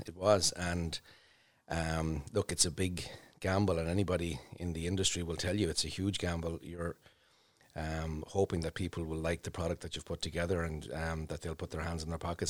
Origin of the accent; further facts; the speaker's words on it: Portlaoise, Leinster, Ireland; also born or lived in Dublin; now in Emo, Ireland; I would have grown up in Port Leash